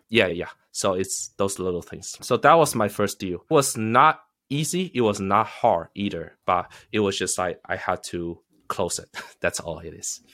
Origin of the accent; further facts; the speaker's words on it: United States; also born or lived in China; I am a immigrant. I think I am luckier than most immigrants in that sense. Because I came here when I was eleven